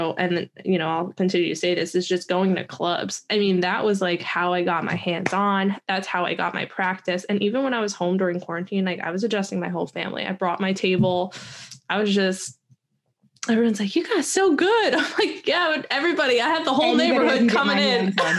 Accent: New Jersey, United States; Like, especially I'm from New Jersey.

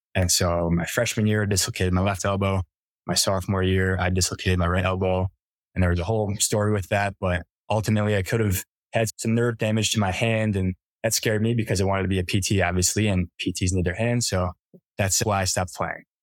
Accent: Rochester, New York, United States; moved away as an adult; now in Colorado, United States; grew up in Rochester, New York.

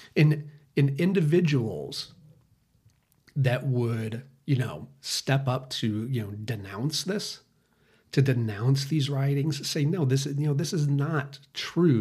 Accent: United States; us as American citizens

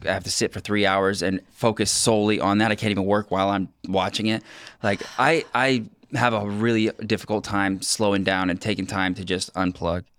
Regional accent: Ocean Park, Washington, United States; I grew up on Ocean Park

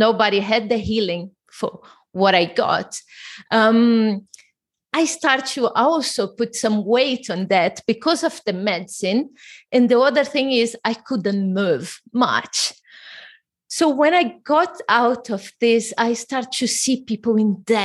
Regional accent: Brazil; English is a second language; moved away; I'm originally from Brazil.

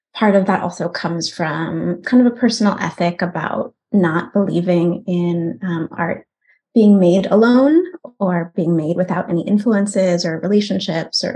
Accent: United States; also born or lived in Oakland, California / Germany; I was working as an American-born Jew in Germany

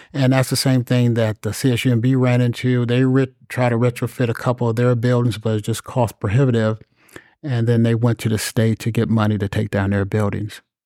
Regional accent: North Chicago, Illinois, United States; moved away as an adult; now in Seaside, United States; I grew up in a, a suburb of Chicago. It's about forty miles north of Chicago. And, uh, for some reason, they named it North Chicago.

